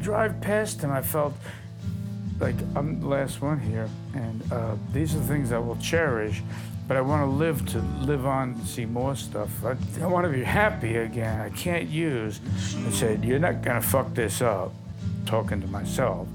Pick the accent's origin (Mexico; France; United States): United States; New York City, New York; I was a runaway from Brooklyn. My parents worked for the city of New York